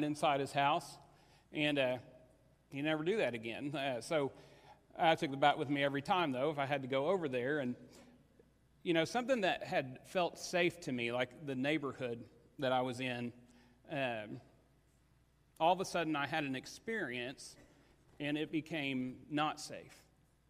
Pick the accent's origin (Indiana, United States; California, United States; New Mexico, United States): Indiana, United States; Paoli; I grew up in Paoli, Indiana